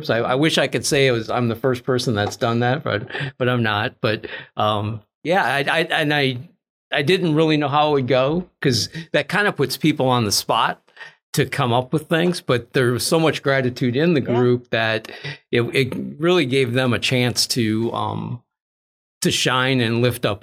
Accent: Minneapolis, Minnesota, United States; moved away as an adult; also born or lived in Texas; I grew up in Minnesota

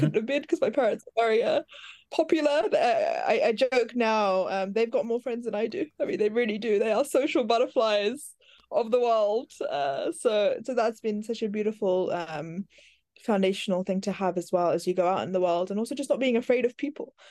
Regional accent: London, United Kingdom; accent: Americanisms; I grew up in West London

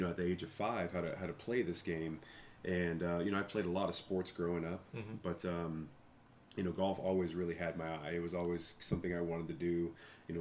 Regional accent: Las Vegas, Nevada, United States; also born or lived in Oceanside, California; We moved here when I was young, when I was 5 years old

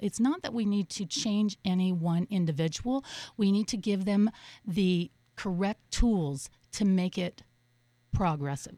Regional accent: Colorado, United States; also born or lived in Boulder, Colorado / San Francisco, California / Los Angeles, California / Portland, Oregon; now in Miami, United States; I grew up in Colorado, went to uh, Boulder for a while

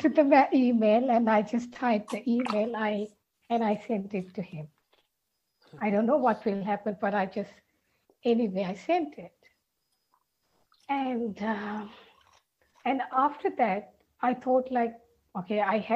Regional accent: Sri Lanka; I am from Sri Lanka

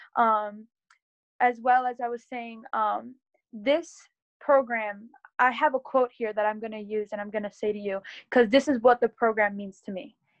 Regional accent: Berks County, Pennsylvania, United States; I am from Berks County in Pennsylvania

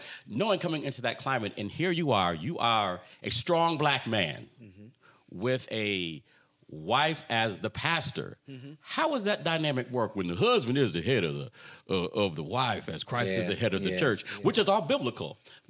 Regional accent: East Coast, United States; moved away as an adult; now in Columbus, United States; I grew up in the East Coast

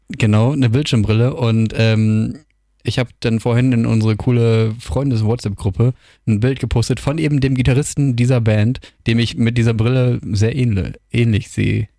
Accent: Germany; moved away as an adult; now in Wilhelmshaven, Germany; ich komme ja aus der Nähe von Hamburg

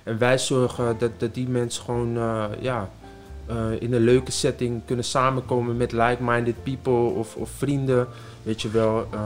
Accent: Amsterdam, North Holland, Netherlands; ik uit Amsterdam kom en eh, daar ook geboren ben

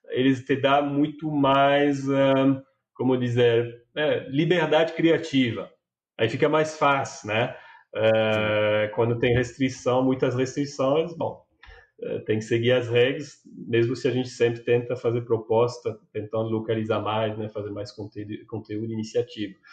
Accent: France; Portuguese is a second language; moved away as an adult; now in Brazil; Eu sou francês, mas eu moro há 10 anos aqui no Brasil.

